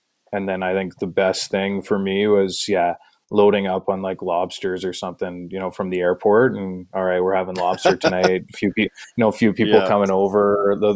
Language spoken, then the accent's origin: English; Manitoba, Canada; moved away; also born or lived in Ontario / Halifax; it reminded me a lot of home, right, being growing up in Manitoba